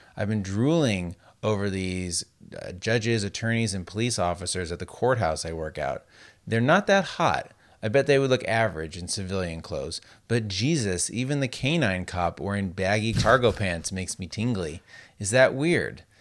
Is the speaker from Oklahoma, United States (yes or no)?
no; Las Vegas, Nevada, United States; growing up in Las Vegas where it's so dry